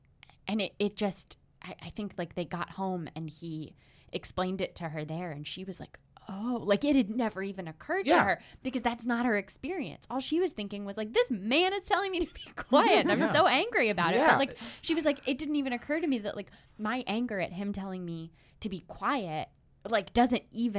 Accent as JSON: {"language": "English", "region": "the South", "country": "United States", "said": "Being a Southerner who has moved to the North, mm-hmm. I saw a lot more of the first kind, the bigotry when I was growing up."}